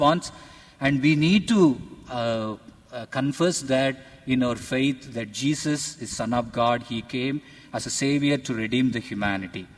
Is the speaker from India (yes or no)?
yes; India; I am from India.